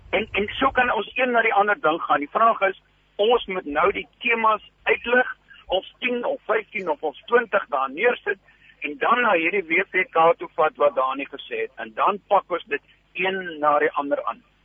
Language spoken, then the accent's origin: Afrikaans; Namibia; now in South Africa; ek het in Namibië groot geword